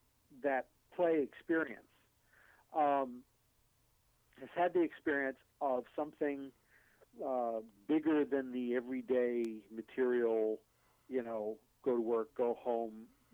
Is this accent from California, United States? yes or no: no; Maine, United States; moved away as an adult; there's a thing about us Mainers